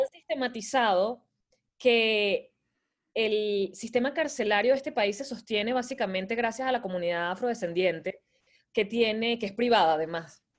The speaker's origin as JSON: {"language": "Spanish", "town": "Caracas", "region": "Capital District", "country": "Venezuela", "tie": "born or raised there", "also_born_or_lived": "Montreal", "moved": "as an adult", "lives_now": "United States", "said": "crecí, en, nací en Venezuela, soy caraqueña, eh, pasé casi toda mi vida ahí, hasta hace cinco años que emigré"}